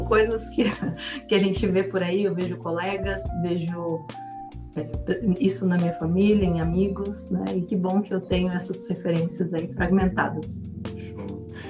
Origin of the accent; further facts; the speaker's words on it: Brazil; Somos brasileiros